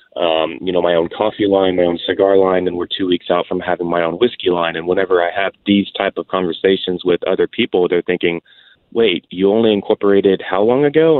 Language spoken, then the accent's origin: English; Houston, Texas, United States; I'm a Houston, Texas born born and raised uh, out here in Texas